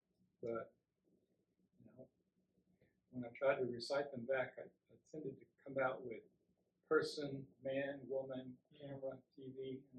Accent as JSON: {"language": "English", "country": "United States", "tie": "born or raised there", "also_born_or_lived": "Alabama / Georgia / Germany / California", "moved": "yes", "lives_now": "Texas, United States", "said": "I was raised in Alabama and Georgia. But although I've been, most of my life now has been in Texas."}